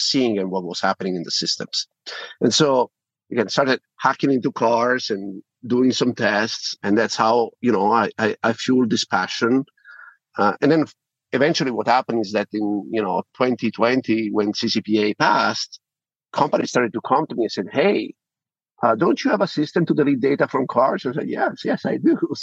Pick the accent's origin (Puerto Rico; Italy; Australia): Italy; accent: Italian; now in United States; I'm sure you can tell from my accent, I'm Italian originally. We are in Europe.